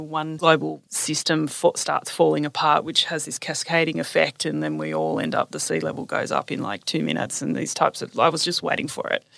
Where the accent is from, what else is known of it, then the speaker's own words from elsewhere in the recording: Newcastle, New South Wales, Australia; also born or lived in Sydney; I grew up in Newcastle, just north of Sydney